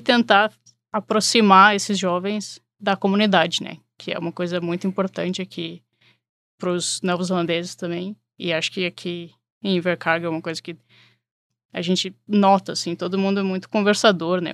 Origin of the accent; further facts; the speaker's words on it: Porto Alegre, Rio Grande do Sul, Brazil; moved away as an adult; now in Chicago, United States; Eu sou de Porto Alegre e cheguei aqui em Chicago para estudar